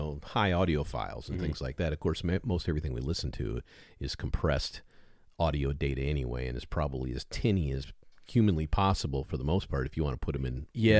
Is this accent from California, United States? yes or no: no; Michigan, United States; when I was growing up in Michigan, I was living off U.S. Interstate 131.